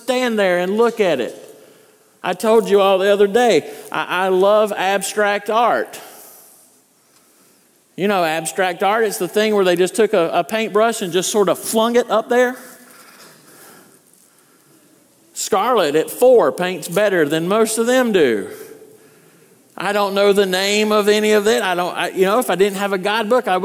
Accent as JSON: {"language": "English", "region": "North Carolina", "country": "United States", "tie": "born or raised there", "moved": "yes"}